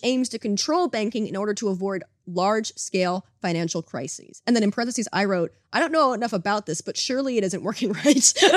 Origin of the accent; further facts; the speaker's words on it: United States; now in Canada; I grew up in America